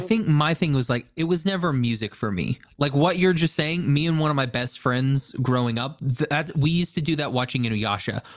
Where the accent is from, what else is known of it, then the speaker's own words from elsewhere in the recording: Oklahoma, United States; I'm from Oklahoma